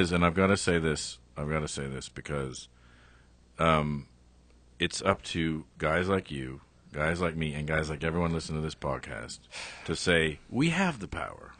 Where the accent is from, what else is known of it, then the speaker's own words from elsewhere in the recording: Canada; I'm Canadian